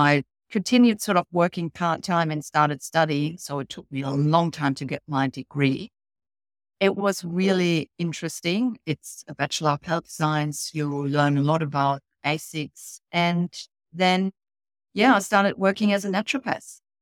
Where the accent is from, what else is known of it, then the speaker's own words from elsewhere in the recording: Germany; moved away as an adult; now in Australia; originally, years and years and years ago, I came off from Germany, and that was in a complete different career, uh, working in business. I came over for a German company